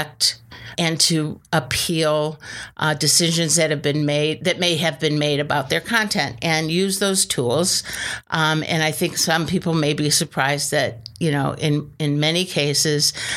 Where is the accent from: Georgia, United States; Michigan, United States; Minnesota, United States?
Michigan, United States; moved away as an adult; now in Washington, United States; I'm from Michigan